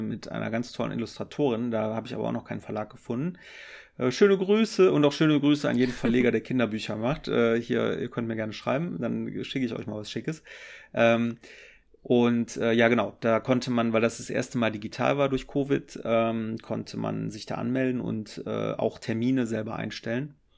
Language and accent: German; Düren, North Rhine-Westphalia, Germany; ich komme aus, aus Düren